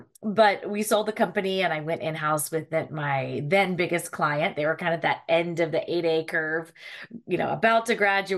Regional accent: Charlottesville, Virginia, United States; now in Alexandria, United States; Yeah, I'm actually from Charlottesville, Virginia, Central Virginia. My parents had nothing to do with the university. We are just townies.

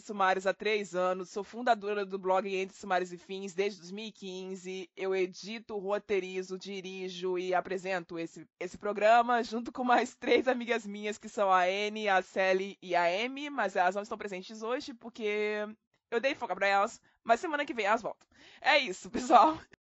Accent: Baixada Fluminense, Rio de Janeiro, Brazil; eu sou da periferia do Rio de Janeiro, mais precisamente da Baixada Fluminense

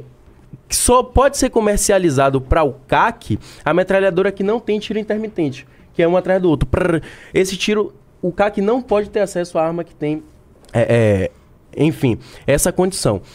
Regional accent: Bahia, Brazil; eu sou da Bahia

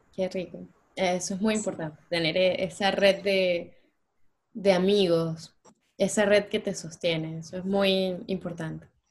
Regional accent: Venezuela; moved away as an adult; como venezolanos nosotros

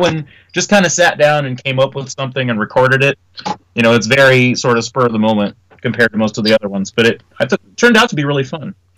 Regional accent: Indianapolis, Indiana, United States; our hometown

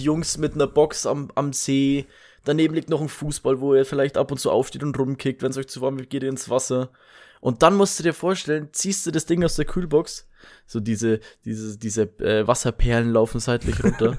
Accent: Bavaria, Germany; bei uns in Bayern

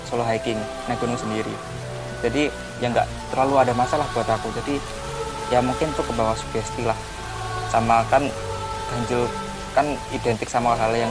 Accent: Magetan, East Java, Indonesia; Jadi kayak misal peraturan di daerahku di Magetan itu bakal beda sama peraturan yang ada di daerah Temanggung atau Wonosobo karena kan kita punya budaya yang berbeda

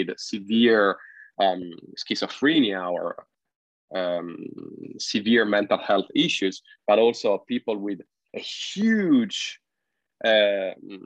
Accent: Italy; moved away as an adult; now in Shenzhen, China; the region where I grew up in Italy

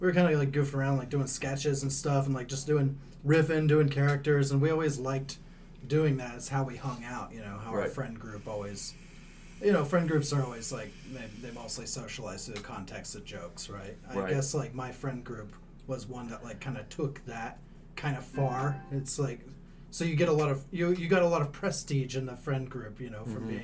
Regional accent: around Tulsa, Oklahoma, United States; moved away as an adult; also born or lived in China; now in Tulsa, United States; really around here. I grew up on a farm like 40 miles east of town.

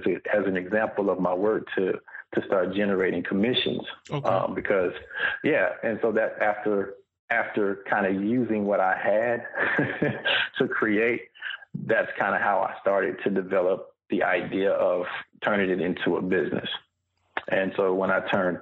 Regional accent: Fontana, California, United States; also born or lived in Inland Empire / Los Angeles / Long Beach / Memphis, Tennessee; Born and raised in Southern California, in a place called Fontana, right over by San Bernardino

